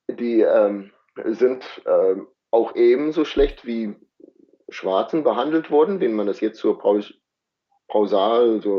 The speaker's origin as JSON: {"language": "German", "country": "South Africa", "said": "Die Inder, die sind auch ähm, in, gerade in der Region, wo ich herkomme, die größte, zweitgrößte Bevölkerungsgruppe außerhalb Indien."}